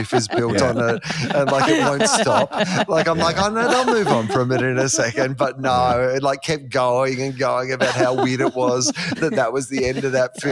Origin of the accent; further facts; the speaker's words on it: Australia; we're Australian men.